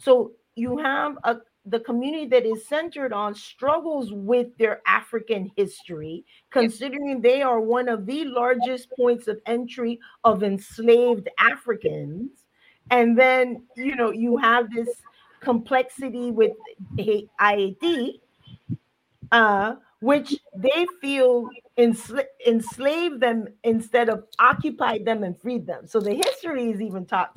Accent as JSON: {"language": "English", "region": "Colón", "country": "Panama", "tie": "born or raised there", "moved": "yes", "lives_now": "Boston, United States", "said": "I'm from Panama. Can I just say I'm from Colón?"}